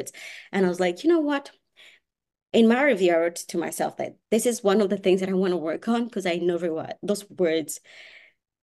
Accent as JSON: {"language": "English", "country": "Kenya", "second_language": "English", "moved": "yes", "lives_now": "United States", "said": "I'm not from Australia. I'm from Kenya."}